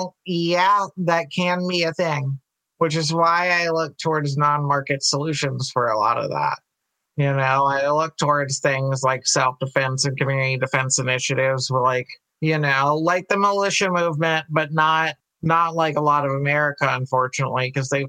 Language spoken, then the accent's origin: English; Louisiana, United States; I come from Louisiana